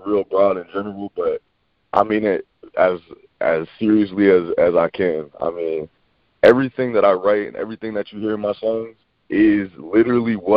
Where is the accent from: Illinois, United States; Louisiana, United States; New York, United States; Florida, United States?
Florida, United States; Davenport; also born or lived in Maine; I grew up in Orlando, Florida, or the Orlando, Florida area. Specifically, I'm from Davenport, Florida, which is a suburb